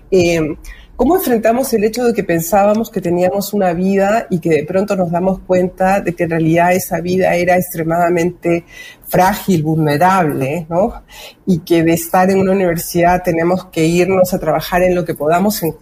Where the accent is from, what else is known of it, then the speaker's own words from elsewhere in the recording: Lima, Peru; now in Chile; Yo nací en el Perú. Ah, el Perú. muchísimos años acá, pero soy limeña.